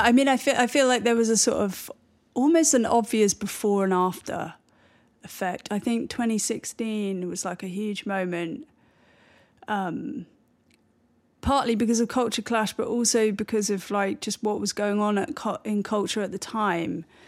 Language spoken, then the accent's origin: English; Bristol, South West England, United Kingdom; moved away; also born or lived in London / New York; growing up in Bristol